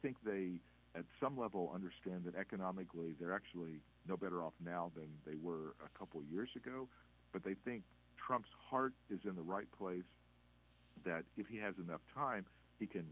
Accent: Midwest, United States; I grew up in the Midwest

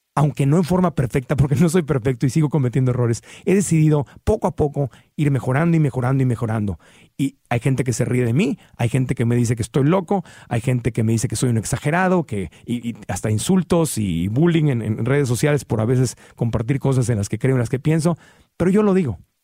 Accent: Tijuana, Baja California, Mexico; also born or lived in Sonora; yo cuando crecí en Tijuana, Baja California

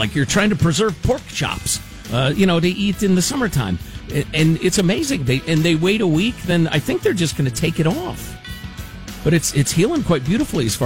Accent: Chicago, Illinois, United States; moved away; I grew up in Chicagoland

